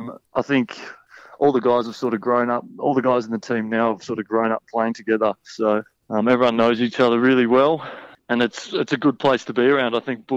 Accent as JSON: {"language": "English", "town": "Sydney", "region": "New South Wales", "country": "Australia", "tie": "born or raised there", "also_born_or_lived": "Tasmania", "moved": "as an adult", "said": "I grew up in Sydney on the northern beaches of Sydney."}